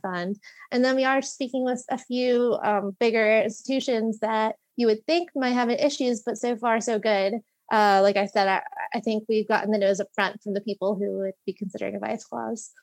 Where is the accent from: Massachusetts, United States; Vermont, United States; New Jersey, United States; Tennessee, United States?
New Jersey, United States; Long Valley; also born or lived in Virginia / New York City; I'm from Long Valley, New Jersey, uh, a little over an hour outside of New York City